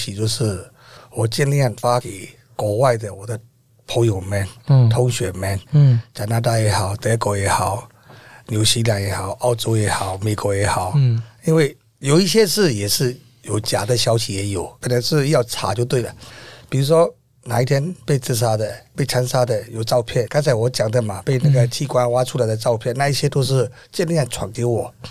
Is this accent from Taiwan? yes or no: yes; Taiwan; 我也是台湾人